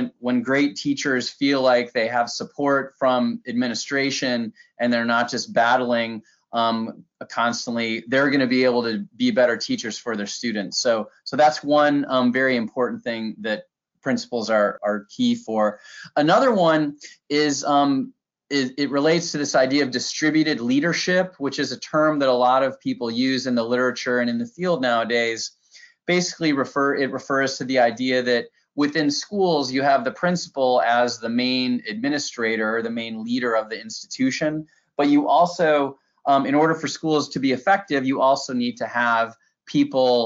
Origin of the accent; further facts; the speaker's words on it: Michigan, United States; moved away as an adult; now in Williamsburg, United States; I taught social studies and coached a debate at my hometown high school in Michigan